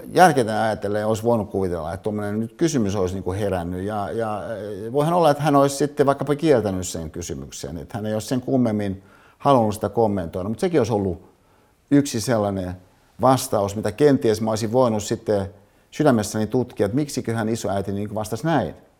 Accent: Hyvinkää, Uusimaa, Finland; mihin mä synnyin Hyvinkäällä

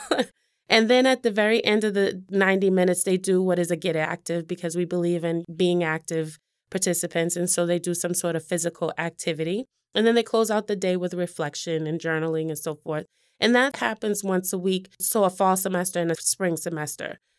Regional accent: Boston, Massachusetts, United States; I grew up in Mattapan specifically.

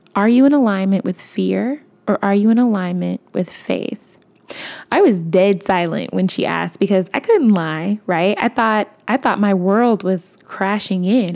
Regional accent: Chicago, Illinois, United States; moved away; I'm from Chicago

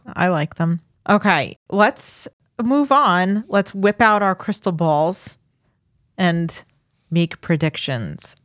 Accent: Farmingdale, New York, United States; now in Suffolk County, United States; I grew up in Farmingdale

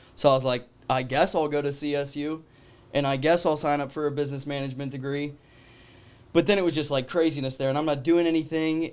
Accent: Colorado, United States; moved away; I'm originally from Colorado

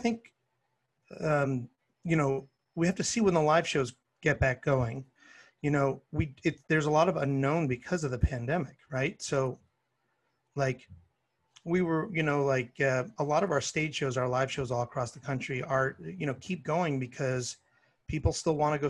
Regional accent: Canada; now in Los Angeles, United States; I'm a Canadian

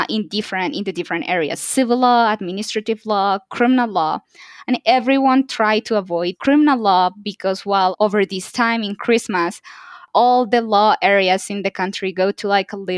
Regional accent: Bogota, Bogotá Capital District, Colombia; moved away; I'm from Colombia. I was born and raised in the capital, Bogota

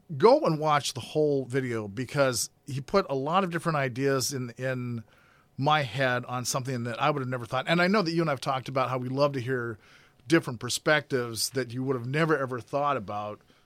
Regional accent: Grand Forks, North Dakota, United States; I grew up in Grand Forks, North Dakota

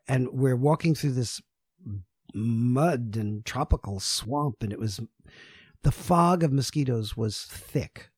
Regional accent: New York City, New York, United States; I'm from New York City

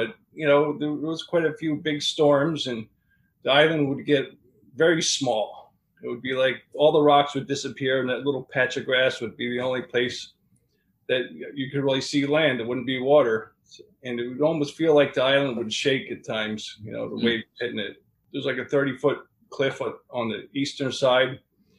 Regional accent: Pennsylvania, United States; moved away as an adult; I grew up in Pennsylvania, border of New Jersey

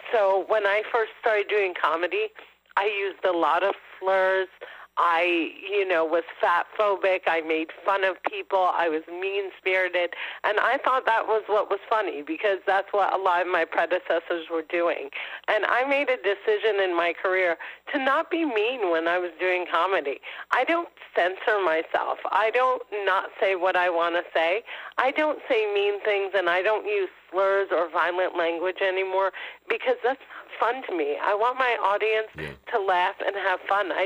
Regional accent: New Jersey, United States; me and my 3 older sisters were all born in New Jersey. So, you know, we speak English, and we went to public school in New Jersey

